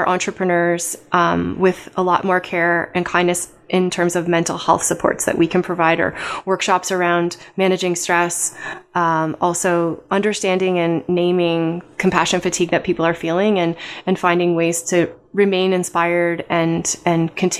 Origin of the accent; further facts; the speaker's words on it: Barrie, Ontario, Canada; born there; I was born in Barrie. I lived all over the world and chose to come back here.